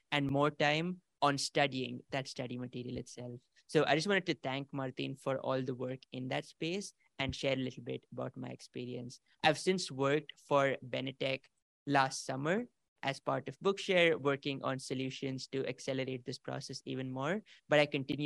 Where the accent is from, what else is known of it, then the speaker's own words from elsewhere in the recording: India; moved away as an adult; now in United States; I come from India. I flew to the US only a couple years ago to begin my undergraduate program, before which I did my elementary school, middle school, high school, all of that back in India.